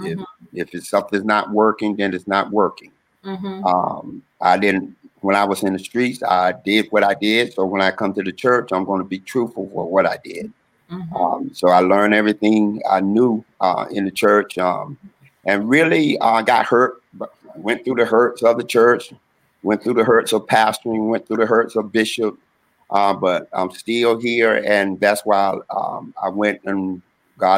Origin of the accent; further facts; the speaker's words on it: Durham, North Carolina, United States; I'm originally from North Carolina, Durham, North Carolina, born in Durham, raised in Durham